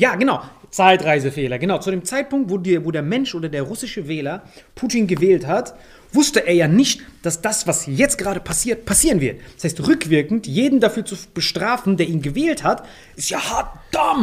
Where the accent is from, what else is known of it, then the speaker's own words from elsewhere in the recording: Morocco; now in Germany; aus meinem Heimatland